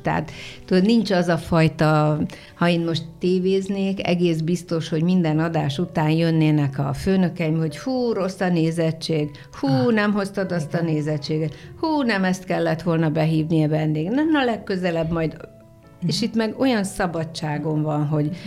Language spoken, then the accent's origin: Hungarian; a small village near Szolnok, Jász-Nagykun-Szolnok, Hungary; now in Szentendre, Hungary; egy pici faluból szólnok hmm. mellől, Igen. tehát szólnoki születésű, bár szólnokon is éltem